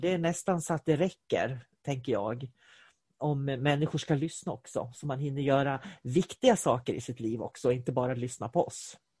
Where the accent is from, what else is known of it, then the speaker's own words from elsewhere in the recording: Sweden; jag är svensk. Jag är svensk. Var jag än åker i världen så springer jag med min svenska flagga i handen, för jag är svensk.